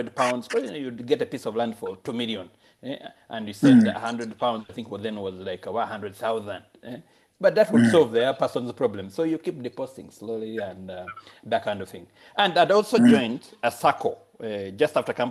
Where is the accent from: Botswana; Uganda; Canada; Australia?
Uganda; moved away as an adult; I'm from Uganda.